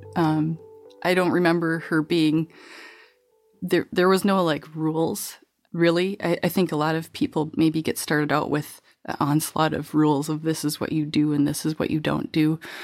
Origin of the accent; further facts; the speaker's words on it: La Crescent, Minnesota, United States; now in Wisconsin, United States; I grew up in La Crescent, Minnesota, which is the apple capital of Minnesota